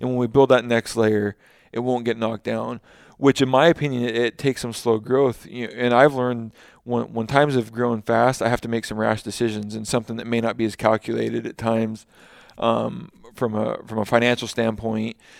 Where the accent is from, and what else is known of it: Washington, United States; born or raised there